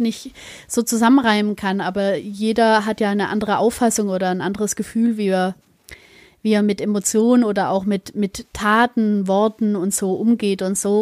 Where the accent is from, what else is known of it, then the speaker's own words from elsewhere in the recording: Germany; bei uns in Deutschland